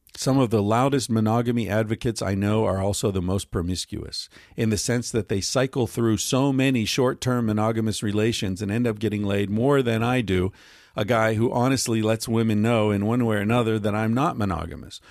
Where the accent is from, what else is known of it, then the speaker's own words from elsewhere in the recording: Western Pennsylvania, United States; I grew up in Western Pennsylvania